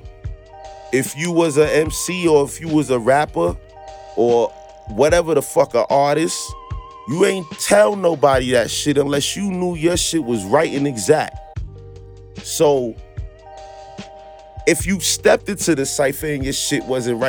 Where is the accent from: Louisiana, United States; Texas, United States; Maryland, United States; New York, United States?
New York, United States; New York City; also born or lived in Brooklyn; I was born in the Bronx, Castle Hill Projects.